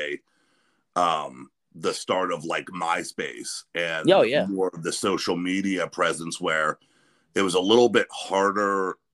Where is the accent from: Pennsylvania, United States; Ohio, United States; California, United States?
Pennsylvania, United States; Western; I'm from Western Pennsylvania, but really close to Youngstown